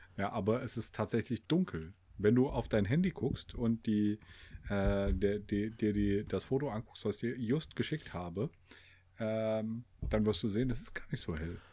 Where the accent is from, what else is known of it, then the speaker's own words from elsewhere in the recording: Germany; wir, wir Deutschen